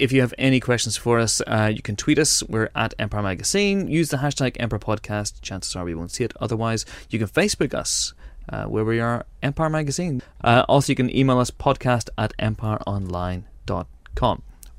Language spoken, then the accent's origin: English; Northern Ireland, United Kingdom; you and I grew up in Northern Ireland